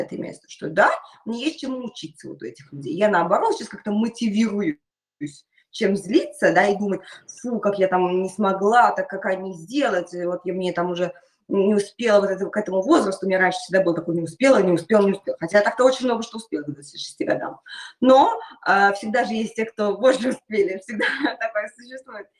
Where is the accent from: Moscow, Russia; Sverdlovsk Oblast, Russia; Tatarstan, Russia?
Tatarstan, Russia; Naberezhnye Chelny; школа находится в моем родном городе, Набережной Челны